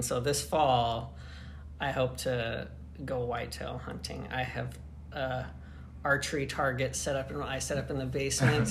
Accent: Utah, United States; moved away as an adult; also born or lived in Tennessee; now in East Lansing, United States; I grew up in Utah

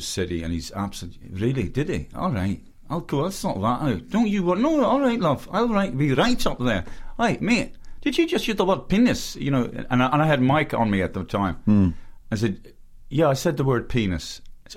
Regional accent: Oakley Grove off Carysfort Avenue, Leinster, Ireland; I grew up in a lovely middle class road called Oakley Grove off Carysfort Avenue in a lovely cul-de-sac.

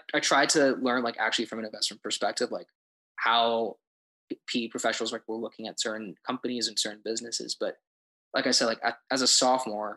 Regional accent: Denver, Colorado, United States; moved away; I'm originally from Denver, Colorado, and I'm currently a junior at my university

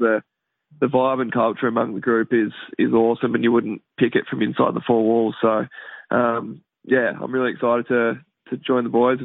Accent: Horsham, Victoria, Australia; moved away as an adult; also born or lived in Perth; I am Victorian. I'm a Horsham boy

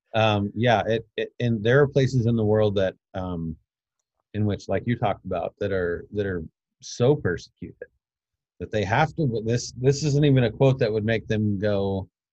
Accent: United States; you know us as American Christians

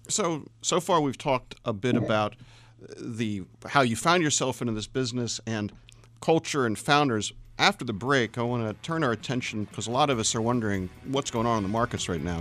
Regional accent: Washington, District of Columbia, United States; Washington, D C

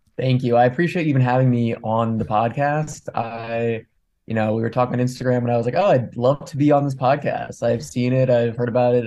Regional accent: Montgomery County, outside Philadelphia, Pennsylvania, United States; I grew up outside of Philly.

